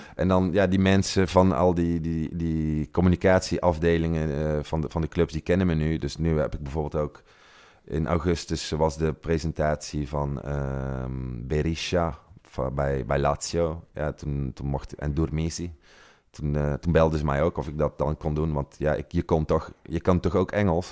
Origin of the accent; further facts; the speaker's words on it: Tilburg, North Brabant, Netherlands; moved away as an adult; now in Italy; ik kom uit Brabant, zoals je kunt horen